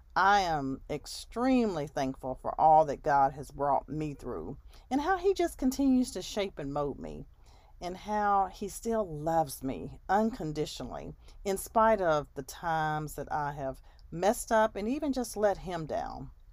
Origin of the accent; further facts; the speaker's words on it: United States; I have in my country as an American